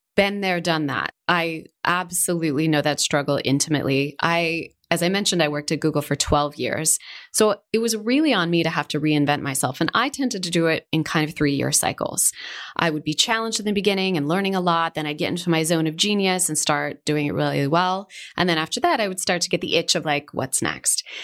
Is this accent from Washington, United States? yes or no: yes; Seattle, Washington, United States; moved away as an adult; also born or lived in California; now in Spain; I grew up in Seattle.